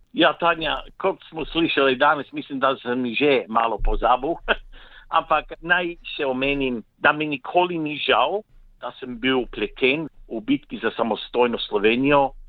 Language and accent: Slovenian; Slovenia; also born or lived in Victoria, Australia; now in Australia